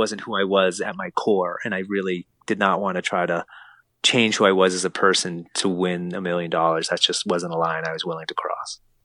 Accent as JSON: {"language": "English", "town": "Lexington", "region": "Massachusetts", "country": "United States", "tie": "born or raised there", "said": "we felt completely alone as a family growing up in Lexington, Massachusetts"}